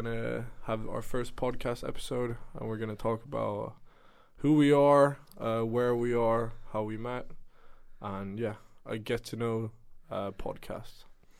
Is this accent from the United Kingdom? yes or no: no; Sweden; also born or lived in Germany / Switzerland; now in The Hague, Netherlands; as I said before, I come from Sweden and Germany. I also study ISPM here in The Hague